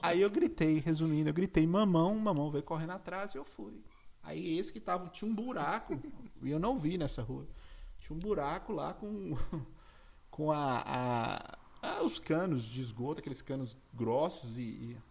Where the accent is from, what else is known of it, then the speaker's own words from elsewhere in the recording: Monte Azul, Minas Gerais, Brazil; Monte Azul é a cidade que eu sou, norte de Minas